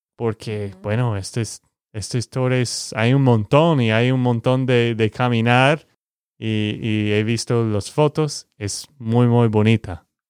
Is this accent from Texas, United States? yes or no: yes; Texas, United States; now in Colombia; de Texas, Estados Unidos